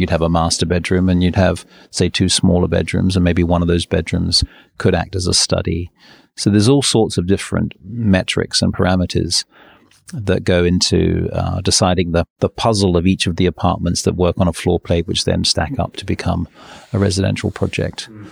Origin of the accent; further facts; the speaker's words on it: New Zealand; also born or lived in England; now in London, United Kingdom; so I was born in England, um, but when I was six, my family we all moved to New Zealand, and we went on a on a boat. It's a forty five day trip to New Zealand, and so I grew up in New Zealand.